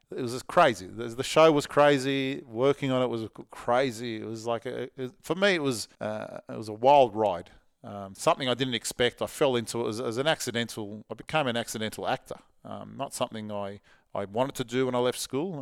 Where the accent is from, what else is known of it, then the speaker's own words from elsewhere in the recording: Parramatta, New South Wales, Australia; when I was a kid, I was catching trains from Parramatta to the city